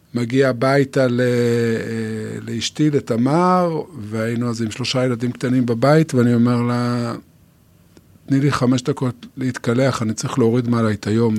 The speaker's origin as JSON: {"language": "Hebrew", "town": "Yotvata", "region": "Southern District", "country": "Israel", "tie": "born or raised there", "said": "אני קיבוצניק, נולדתי ביוטבתה"}